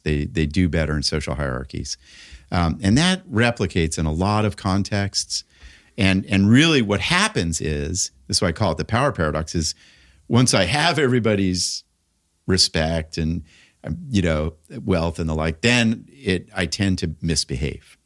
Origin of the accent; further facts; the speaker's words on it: Los Angeles, California, United States; I grew up in Laurel Canyon in the late sixties